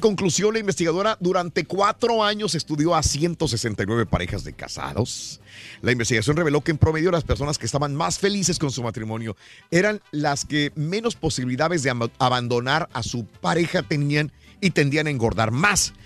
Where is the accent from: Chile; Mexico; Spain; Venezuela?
Mexico; northern Mexico; yo soy del norte